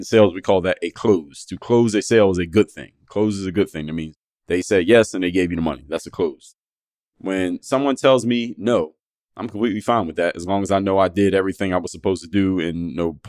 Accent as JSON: {"language": "English", "town": "Philadelphia", "region": "Pennsylvania", "country": "United States", "tie": "born or raised there", "said": "these are my friends I grew up with in Philadelphia"}